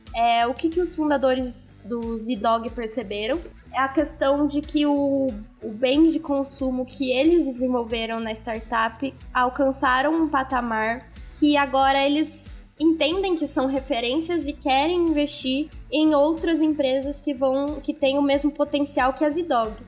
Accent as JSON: {"language": "Portuguese", "country": "Brazil", "said": "como bons brasileiros"}